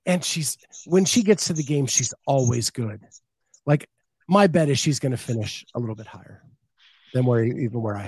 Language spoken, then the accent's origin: English; Pennsylvania, United States; I grew up in Pennsylvania, and I am a proud Pennsylvanian.